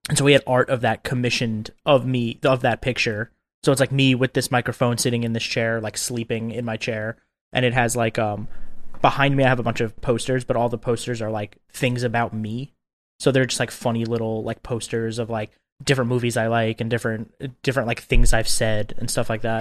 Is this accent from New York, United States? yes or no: yes; Long Island, New York, United States; I grew up on Long Island, Long Island, New York